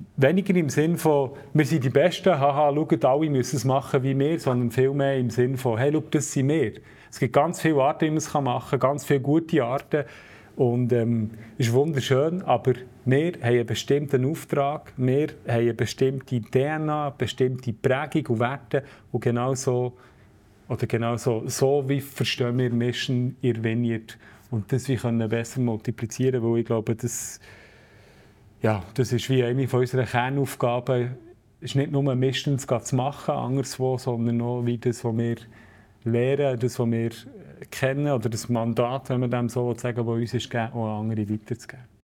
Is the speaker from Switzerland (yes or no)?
yes; Switzerland; ich als Schweizer